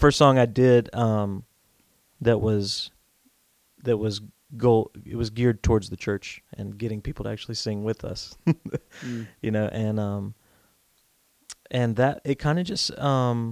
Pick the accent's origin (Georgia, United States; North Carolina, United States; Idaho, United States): North Carolina, United States; I grew up here in North Carolina